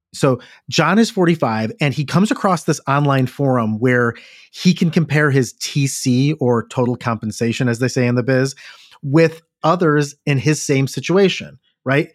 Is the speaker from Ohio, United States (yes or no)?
yes; Cleveland, Ohio, United States; Growing up in Cleveland, it's like, am I ten minutes from the factory